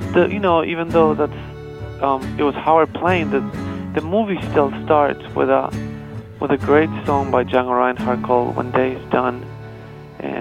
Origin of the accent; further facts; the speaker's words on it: Buenos Aires, Argentina; moved away as an adult; now in United States; I was born in Buenos Aires, and I lived there. I grew up there until I was 19, and then I moved to here to the States